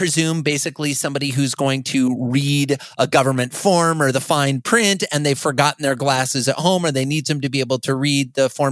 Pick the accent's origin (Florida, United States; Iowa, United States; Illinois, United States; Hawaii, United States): Iowa, United States; Fort Dodge; moved away; I recently moved to my hometown where I grew up, of Fort Dodge, Iowa